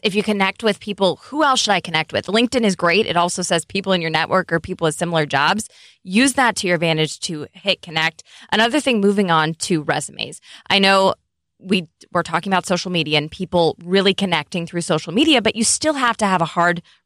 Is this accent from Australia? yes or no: no; Midwest, United States; I come from the Midwest